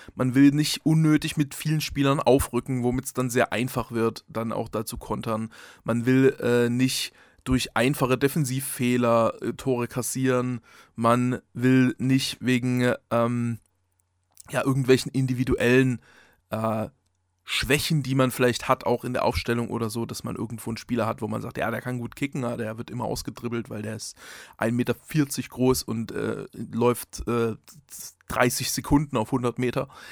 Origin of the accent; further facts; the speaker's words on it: Saxony, Germany; ich bin Sachse